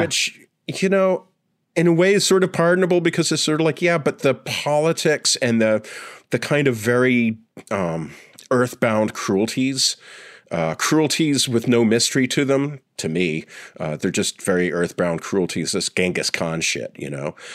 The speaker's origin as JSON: {"language": "English", "town": "Sudbury", "region": "Ontario", "country": "Canada", "tie": "born or raised there", "moved": "yes", "said": "Sudbury, where I grew up"}